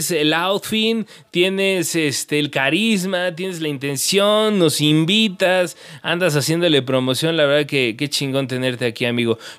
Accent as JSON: {"language": "Spanish", "town": "Cuernavaca", "region": "Morelos", "country": "Mexico", "lives_now": "Jalisco, Mexico", "said": "Morelos, yo soy de Cuernavaca y ahora vivo en Jalisco."}